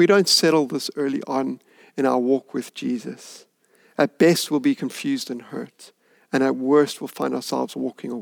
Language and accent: English; Hout Bay, Western Cape, South Africa; I grew up in Hout Bay